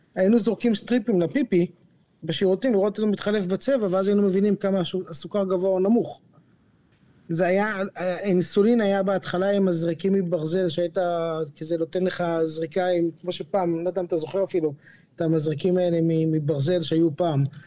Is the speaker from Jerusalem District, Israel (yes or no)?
yes; Jerusalem, Jerusalem District, Israel; moved away; גדלתי בבית חרדי בירושלים